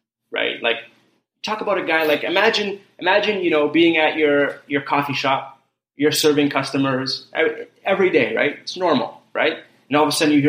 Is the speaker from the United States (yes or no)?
no; Canada; also born or lived in Kurdistan; growing up in Canada as a refugee immigrant